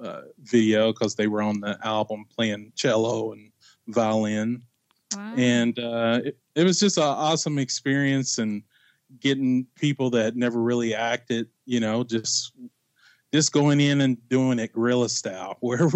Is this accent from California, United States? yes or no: no; Bardstown, Kentucky, United States; now in Indianapolis, United States; I was born and raised in Bardstown, Kentucky